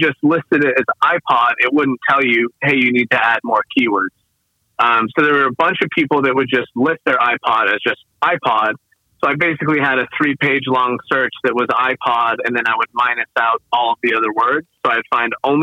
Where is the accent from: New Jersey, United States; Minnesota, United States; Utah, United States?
Utah, United States; also born or lived in Bay Area, California; I grew up in Utah